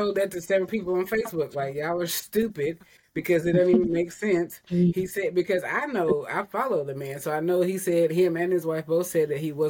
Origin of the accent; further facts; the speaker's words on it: Tennessee, United States; now in Alabama, United States; I'm originally from Tennessee, so I was definitely a Vols fan until they made several stupid decisions that led me to not be a fan of them anymore. So I moved here